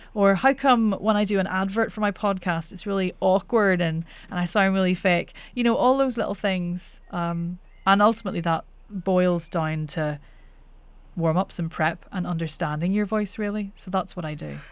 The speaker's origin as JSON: {"language": "English", "region": "Northern Ireland", "country": "United Kingdom", "accent": "Northern Irish", "said": "I'm Northern Irish"}